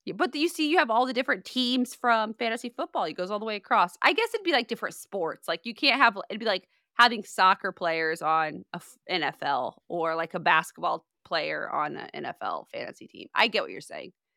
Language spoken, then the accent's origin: English; Midwest, United States; I'm from the Midwest